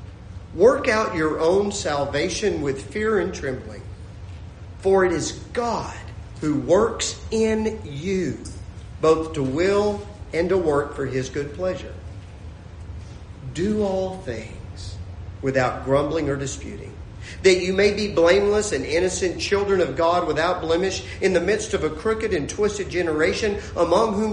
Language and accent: English; Lubbock, Texas, United States; moved away as an adult; I grew up in Lubbock, Texas